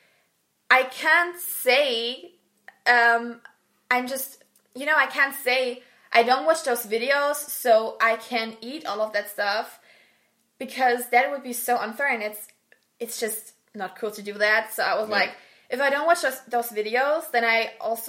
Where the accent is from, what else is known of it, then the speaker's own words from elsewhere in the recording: Germany; I'm from Germany